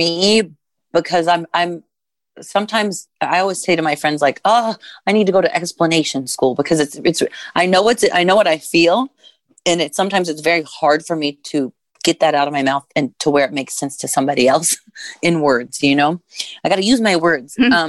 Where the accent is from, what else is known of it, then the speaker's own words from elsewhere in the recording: Midwest, United States; I was raised in the Midwest by a white mom and a white stepdad with white grandparents and white cousins and white siblings and white schoolmates.